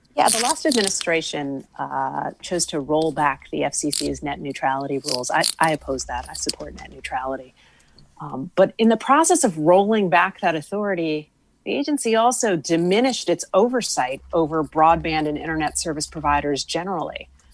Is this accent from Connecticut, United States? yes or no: yes; West Hartford, Connecticut, United States; when I was growing up in West Hartford